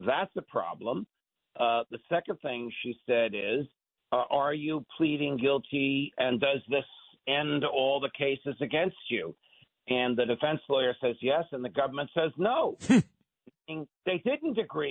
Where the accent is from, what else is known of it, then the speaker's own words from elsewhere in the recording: Jersey Shore, New Jersey, United States; I was raised on the Jersey Shore